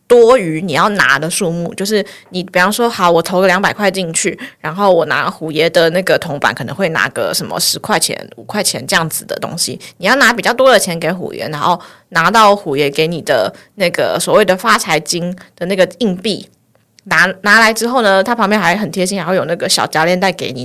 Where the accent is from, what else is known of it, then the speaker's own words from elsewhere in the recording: Taipei, Taiwan; 我就是台北人，我从小就是在台北